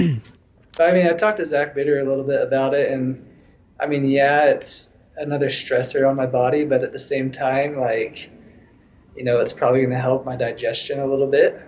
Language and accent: English; Logan, Utah, United States; moved away as an adult; now in Denver, United States; I was living in my hometown in Logan, Utah